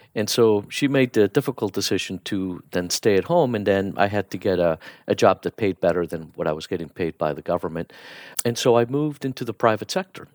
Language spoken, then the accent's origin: English; Miami, Florida, United States; also born or lived in Bogota, Colombia; So I was born in, uh, Bogota, Colombia, and, um, we moved to the U S when I was ten years old, and I grew up in Miami